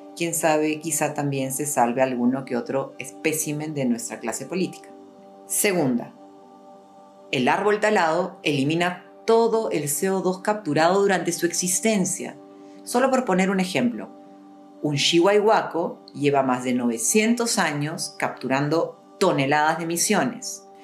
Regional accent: Peru

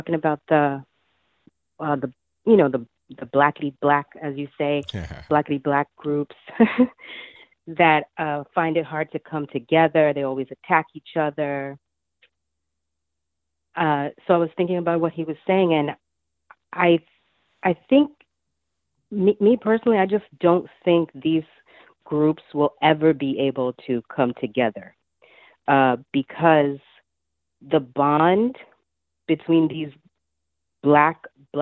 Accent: New York City, New York, United States; I grew up in Brooklyn near a Hasidic Jewish area in Crown Heights. That's where I'm born and raised.

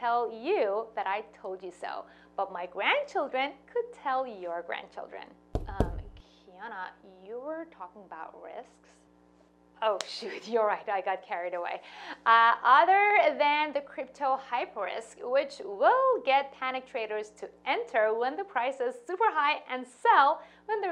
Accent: Iran; moved away; I was born and raised in Iran to a Jewish family.

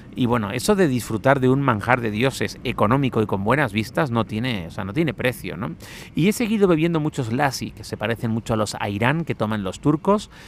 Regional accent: Spain

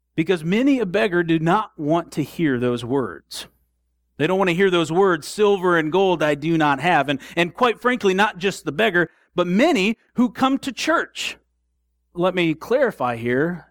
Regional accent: Southwest Michigan, United States; We grew up in Southwest Michigan

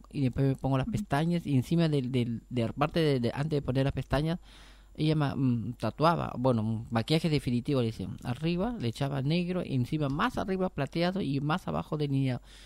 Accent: Peru; now in Argentina; yo soy de Perú

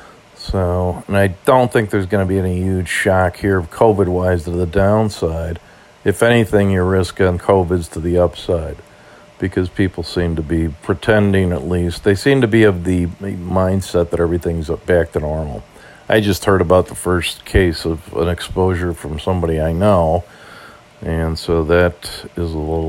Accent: Ireland; As an Irishman, always like to see the green.

